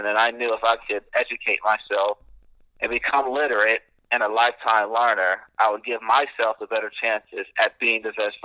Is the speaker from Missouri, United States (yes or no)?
no; Valdosta, Georgia, United States; I grew up in Valdosta, Georgia, single-parent household